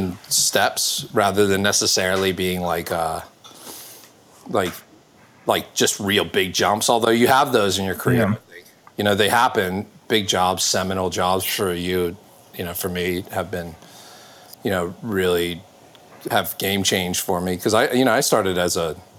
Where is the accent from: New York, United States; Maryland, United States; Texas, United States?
Maryland, United States; Baltimore; I grew up in Maryland, so around Baltimore.